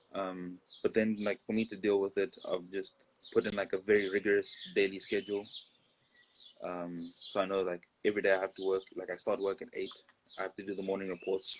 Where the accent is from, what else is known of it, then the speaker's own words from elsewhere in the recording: South Africa; moved away as an adult; also born or lived in Bulawayo, Zimbabwe / Botswana / Pretoria, South Africa; now in Barcelona, Spain; we moved to South Africa. Some years in South Africa, like nine years, some other places. But South Africa was where I went through like the last of primary school and most of mm. high hmm. school